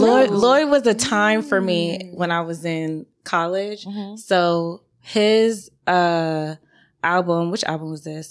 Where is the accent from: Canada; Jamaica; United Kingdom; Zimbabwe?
Jamaica; I'm also Jamaican, so I listen to a lot of reggae.